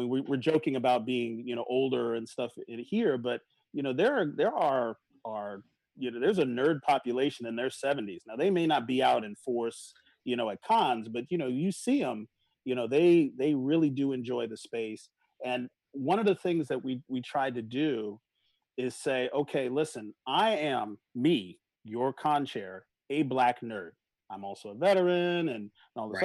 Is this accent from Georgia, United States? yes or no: no; New York, United States; growing up in New York